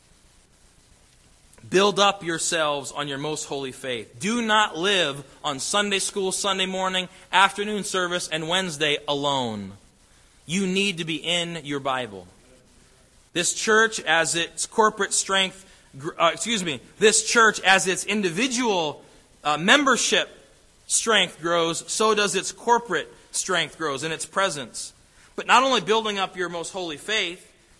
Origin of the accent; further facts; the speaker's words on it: Ohio, United States; moved away; our church I grew up in back in Ohio